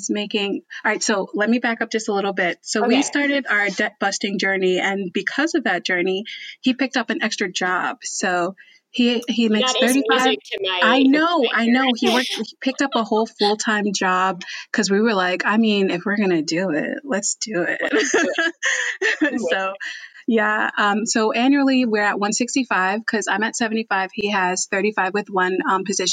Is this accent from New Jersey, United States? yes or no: yes; New Jersey, United States; moved away as an adult; also born or lived in New York; now in Texas, United States; I'm from New Jersey